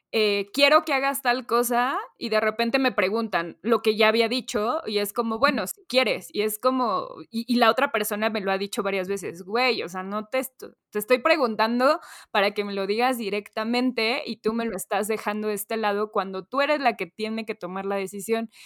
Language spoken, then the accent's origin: Spanish; Mexico; típica cortesía que tenemos como mexicanos